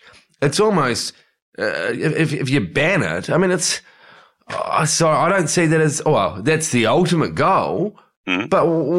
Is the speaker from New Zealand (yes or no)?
yes; New Zealand; the burn time in New Zealand for me growing up